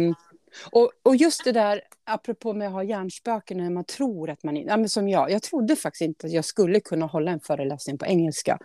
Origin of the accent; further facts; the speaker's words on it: Årby, Sweden; från Årby, där jag är ifrån